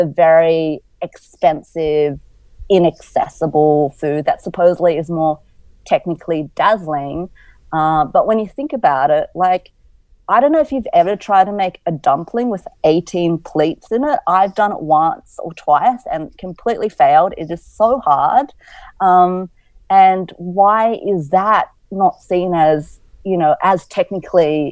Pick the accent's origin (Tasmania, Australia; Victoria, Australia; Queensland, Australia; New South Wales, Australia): New South Wales, Australia; Cabramatta; also born or lived in inner west Sydney; So when I grew up in Cabramatta, it was a very, and continues to be, a very multicultural place.